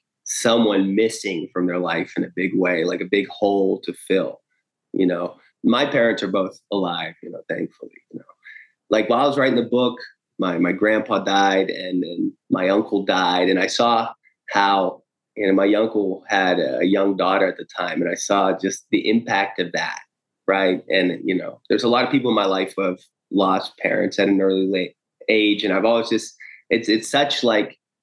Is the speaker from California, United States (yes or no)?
no; Steubenville, Ohio, United States; also born or lived in Rio de Janeiro, Brazil; I was born in the United States in Ohio